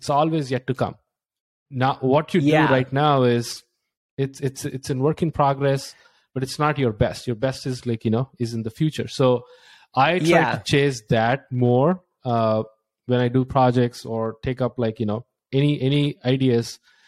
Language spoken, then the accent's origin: English; India; now in United States; I was like just like getting a job in the US. I came from India and I spent like with a friend $16,000.